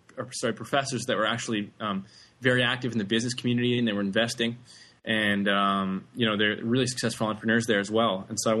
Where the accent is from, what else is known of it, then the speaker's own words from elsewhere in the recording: Vancouver, British Columbia, Canada; Yeah, I grew up in Vancouver, Canada. I was born there, and I spent all my time there.